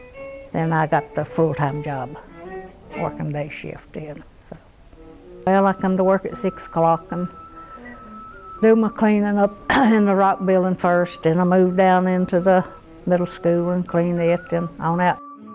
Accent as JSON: {"language": "English", "area": "Watauga County", "region": "North Carolina", "country": "United States", "tie": "born or raised there", "also_born_or_lived": "Ohio / North Wilkesboro", "moved": "as an adult", "said": "I was born in Watauga County. I was born at home, not in the hospital."}